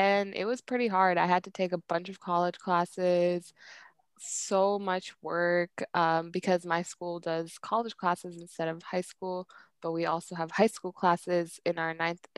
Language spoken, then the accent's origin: English; Bay Area, California, United States; I was born in the Bay Area. I honestly don't know